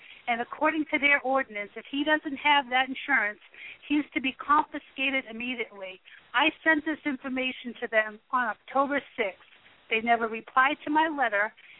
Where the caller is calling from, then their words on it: Cape Cod, Massachusetts, United States; I'm calling from Cape Cod, Mass.